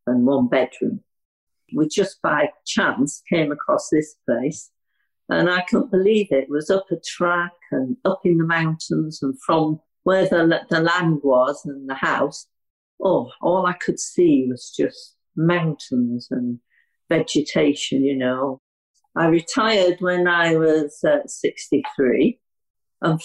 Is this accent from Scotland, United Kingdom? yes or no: no; Yorkshire and the Humber, United Kingdom; also born or lived in Hampshire; now in Wiltshire, United Kingdom; I'm from Yorkshire. Have been living down south, Hampshire, for about 35 years. I'm now in Wiltshire